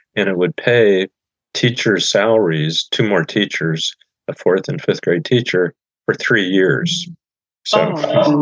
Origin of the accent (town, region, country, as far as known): Goshen, Indiana, United States; born or raised there